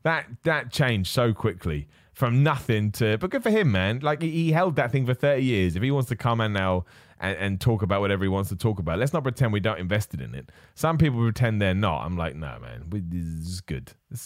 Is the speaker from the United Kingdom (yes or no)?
no; Australia; I'm also biased as I'm an Aussie and Aussie.